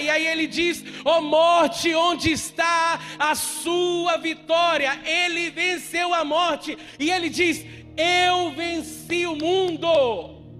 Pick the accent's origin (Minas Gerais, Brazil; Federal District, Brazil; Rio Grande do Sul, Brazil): Minas Gerais, Brazil; eu como bom mineiro